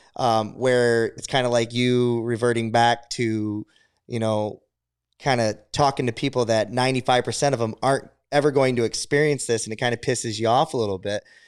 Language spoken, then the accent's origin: English; Adrian, United States; growing up in Adrian here, and it, it's a, it's a, it's a middle class, but it's a lower to middle class economy